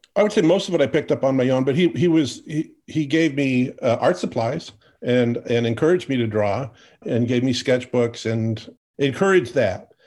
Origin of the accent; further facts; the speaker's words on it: Portland, Oregon, United States; growing up in Portland, Oregon